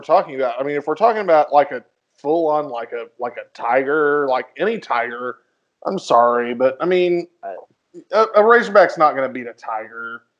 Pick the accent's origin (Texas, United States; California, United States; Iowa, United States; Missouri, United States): Missouri, United States; I'm originally from Missouri. Our other friend is from the same town as I'm from.